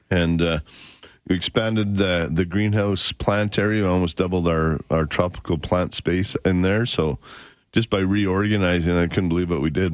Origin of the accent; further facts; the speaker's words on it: Canada; as a Canadian business guy, and I try to source and do as much as I can out of Western Canada